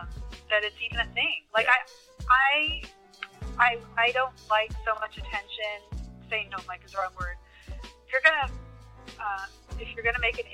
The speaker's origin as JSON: {"language": "English", "region": "California", "country": "United States", "tie": "born or raised there", "moved": "yes", "said": "I was raised in California, okay. So I never saw color till I came to the South."}